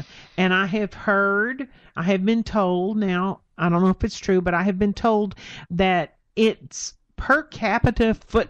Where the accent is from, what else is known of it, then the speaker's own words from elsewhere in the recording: Texas, United States; now in Brooklyn, United States; maybe you can tell by my accent, but I'm not from Brooklyn. But I have lived in Brooklyn since 1977, and I love Brooklyn, and I love New York City. Now, I came up here from Texas